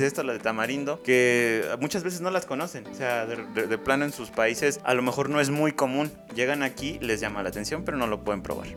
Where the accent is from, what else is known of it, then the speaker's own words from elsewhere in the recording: Mexico; como mexicanos